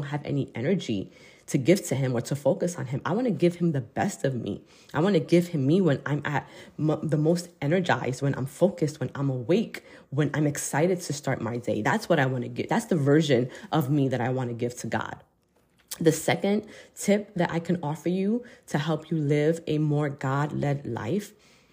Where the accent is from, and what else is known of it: United States